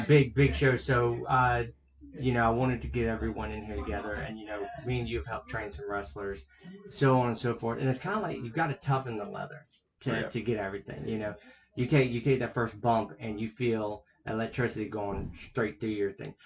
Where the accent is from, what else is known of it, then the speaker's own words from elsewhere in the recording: South Carolina, United States; we're from South Carolina